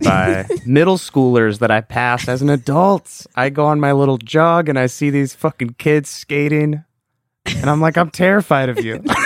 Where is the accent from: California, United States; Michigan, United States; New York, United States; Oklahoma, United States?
California, United States; Southern; We're from Southern California.